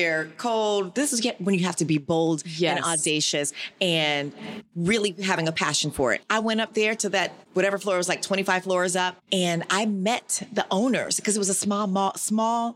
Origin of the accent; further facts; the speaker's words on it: Florida, United States; I'm from Florida, so all my friends were at FSU or FAMU